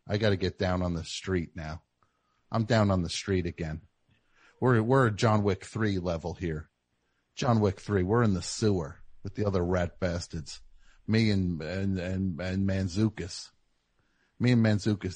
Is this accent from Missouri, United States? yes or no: no; New Jersey, United States; I'm from the Jersey. I got the Jersey strut